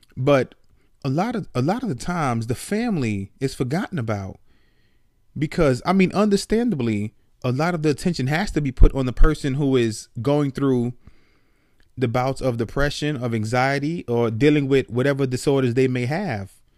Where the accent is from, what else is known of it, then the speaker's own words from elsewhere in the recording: New York City, New York, United States; moved away as an adult; now in Atlanta, United States; I grew up in the Bronx, New York, and I moved when I was, I believe I was twenty-one, I moved from the Bronx, New York to Atlanta